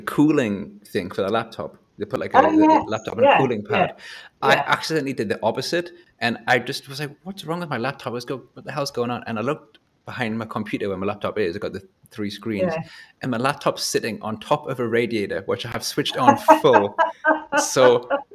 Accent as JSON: {"language": "English", "town": "Whitley Bay", "region": "North East England", "country": "United Kingdom", "moved": "as an adult", "lives_now": "Berlin, Germany", "said": "I'm from Newcastle, so Whitley Bay, and everyone's kind of very friendly and says hello."}